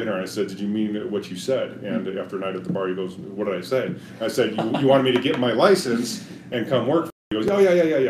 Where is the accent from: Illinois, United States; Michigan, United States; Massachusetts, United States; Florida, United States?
Illinois, United States; Chicago; moved away as an adult; now in Colorado Springs, United States; born and raised in Chicago, Illinois